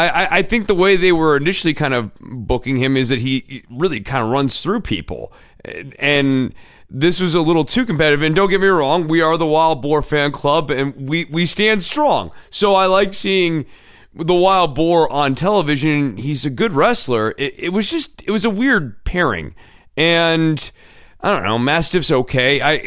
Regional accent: Scotland, United Kingdom; whereas Gallus gives us something regional that sort of reminds people that we're from Scotland.

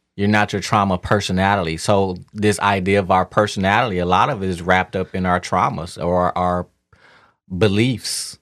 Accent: Detroit, Michigan, United States; moved away; also born or lived in Miami; growing up in Detroit, as a black man

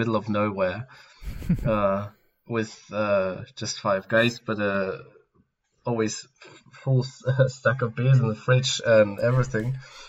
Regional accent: Germany; he was actually from my area in Germany

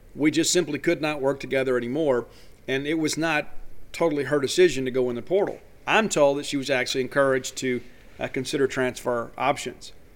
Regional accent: South Mississippi, United States; I'm born and raised in South Mississippi

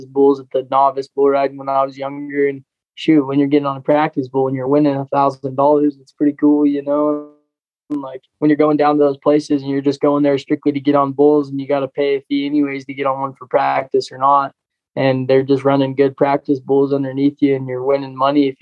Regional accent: Prescott, Arizona, United States; also born or lived in Chino Valley, Arizona; I grew up in Prescott, Arizona

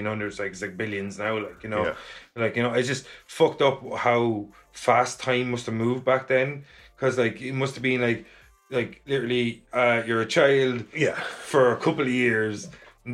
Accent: Ireland; as being Irish

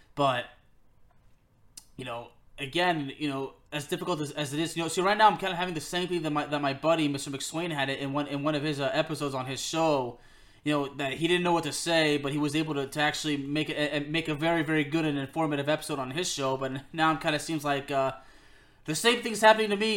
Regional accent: Lyon, Auvergne-Rhône-Alpes, France; he and I are from the same city, we're both from Lyon

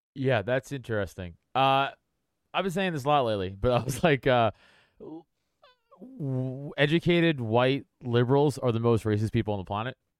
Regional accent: New York City, New York, United States; I grew up on Staten Island

